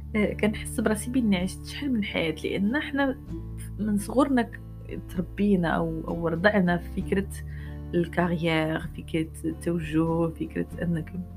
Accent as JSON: {"language": "Arabic", "country": "Morocco", "tie": "born or raised there", "said": "عايشين في المغرب وكبرنا في المغرب"}